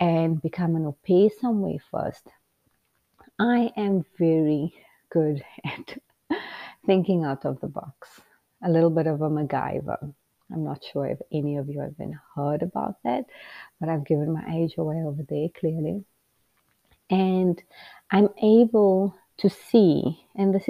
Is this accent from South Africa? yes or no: yes; Port Elizabeth, Eastern Cape, South Africa; moved away as an adult; now in United States; You come from a small city town in South Africa called Port Elizabeth